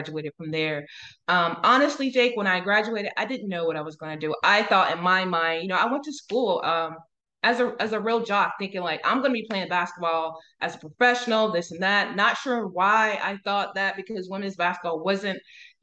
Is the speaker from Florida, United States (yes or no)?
yes; Central Florida, United States; also born or lived in Brunswick, Georgia; I'm originally from Brunswick, Georgia. I grew up there for till about middle elementary school, and then my mom moved us down to Central Florida area